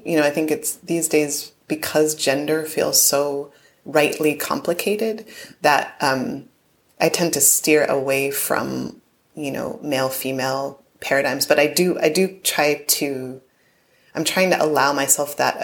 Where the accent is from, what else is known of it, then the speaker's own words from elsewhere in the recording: Connecticut, United States; also born or lived in New Jersey / Bronx, New York; ended up in Connecticut, which is where I spent most of my growing up